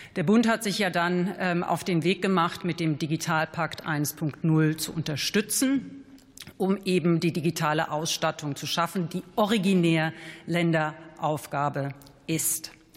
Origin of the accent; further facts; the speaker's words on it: Hesse, Germany; ich bin ja Hessin